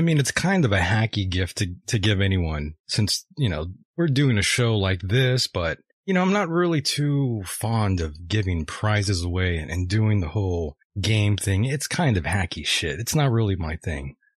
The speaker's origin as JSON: {"language": "English", "country": "United States", "said": "we're American"}